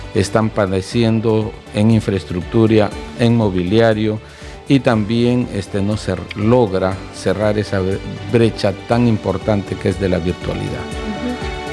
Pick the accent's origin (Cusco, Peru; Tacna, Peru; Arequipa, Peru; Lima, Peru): Arequipa, Peru; yo soy de Arequipa